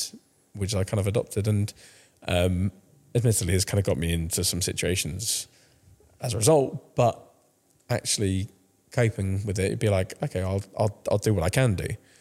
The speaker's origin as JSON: {"language": "English", "country": "France", "tie": "born or raised there", "lives_now": "United Kingdom", "said": "Yeah, so I started playing when I was grew up in France, but then moved back to the UK, 2005."}